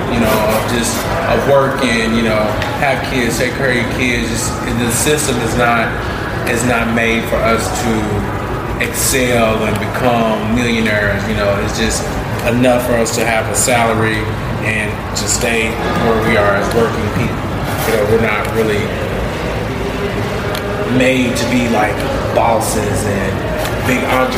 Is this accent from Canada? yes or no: no; Louisville, Kentucky, United States; I'm actually born and raised in Louisville, Kentucky, and I am 27 years old.